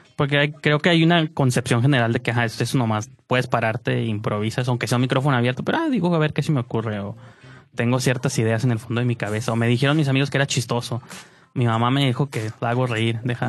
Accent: Mexico; como mexicano

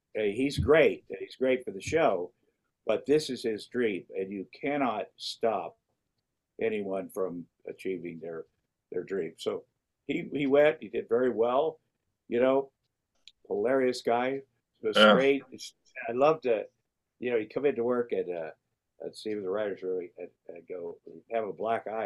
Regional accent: Iowa, United States; growing up in Iowa and working at, a, a meat packing plant

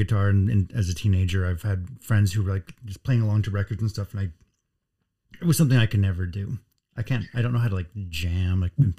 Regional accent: Southern California, United States; I grew up in Southern California

